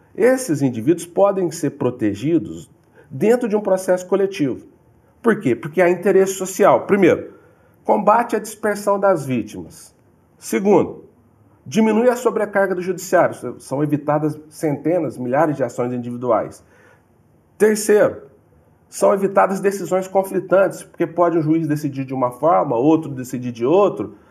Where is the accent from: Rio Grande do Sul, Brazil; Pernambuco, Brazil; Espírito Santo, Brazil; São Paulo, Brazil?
São Paulo, Brazil; moved away; also born or lived in Minas Gerais; Sou de São Paulo, tive uma vida muito difícil, família humilde, família pobre